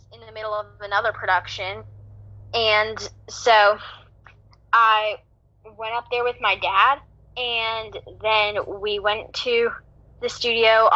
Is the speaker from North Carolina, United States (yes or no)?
yes; Greensboro, North Carolina, United States; I'm from Greensboro, North Carolina.